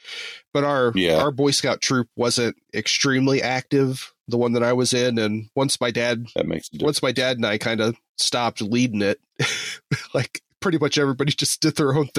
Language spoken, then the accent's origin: English; Indiana, United States; I grew up in Southern Indiana, so it wasn't even like the big city type thing.